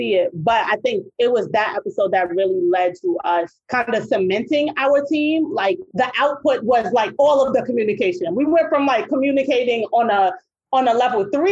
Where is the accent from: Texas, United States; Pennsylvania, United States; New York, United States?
New York, United States; New York City; I'm from Queens